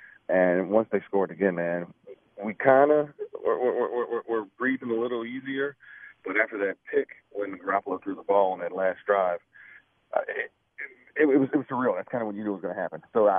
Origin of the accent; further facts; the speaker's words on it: Chicago, Illinois, United States; now in Kansas City, United States; I'm from Chicago, but I live in Kansas City.